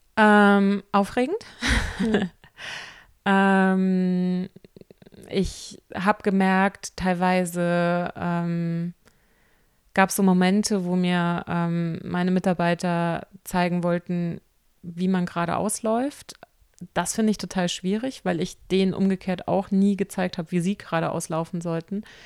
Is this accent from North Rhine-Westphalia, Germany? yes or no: no; Rheinhessen, Rhineland-Palatinate, Germany; bei uns in Rheinhessen